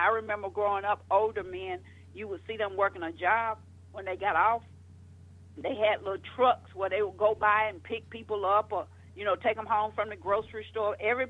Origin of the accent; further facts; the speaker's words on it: Georgia, United States; also born or lived in Florida; I got married at 18, divorced at 21, was in Florida, down there by myself. I came from Georgia.